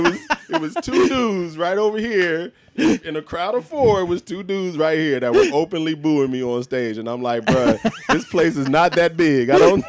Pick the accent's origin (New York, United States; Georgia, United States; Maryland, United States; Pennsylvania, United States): Pennsylvania, United States; Philadelphia; moved away as an adult; also born or lived in Orange County, California; now in Las Vegas, United States; I'm originally from Philly.